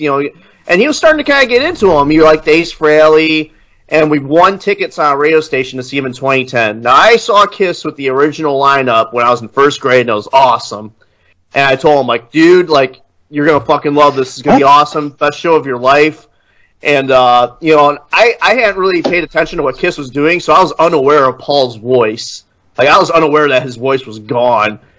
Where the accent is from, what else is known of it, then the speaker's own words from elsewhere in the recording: Illinois, United States; now in Indiana, United States; I grew up in in Illinois. Like I pretty much spent most of my life in Illinois